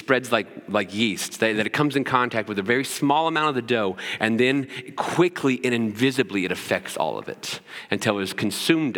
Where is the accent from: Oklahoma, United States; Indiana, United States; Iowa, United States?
Indiana, United States; Cloverdale; I grew up in Putnam County. I grew up in a little town called Cloverdale